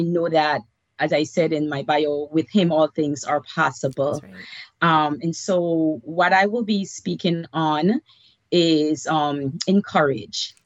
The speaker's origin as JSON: {"language": "English", "country": "Belize", "tie": "born or raised there", "moved": "as an adult", "lives_now": "United States", "said": "I was born and raised in Belize, Central America. Um, moved here with my daughter and boyfriend when I was 25 years old."}